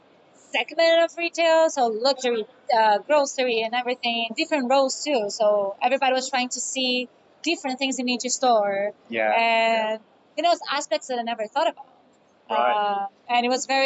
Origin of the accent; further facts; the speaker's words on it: Brazil; now in Lisbon, Portugal; come from Brazil. I'm from a colonized country